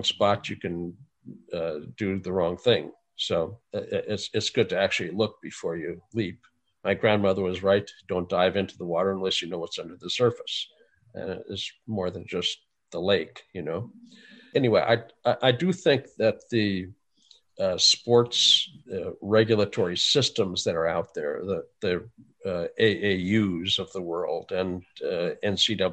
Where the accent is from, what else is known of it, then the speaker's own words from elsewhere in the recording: North Dakota, United States; I grew up in North Dakota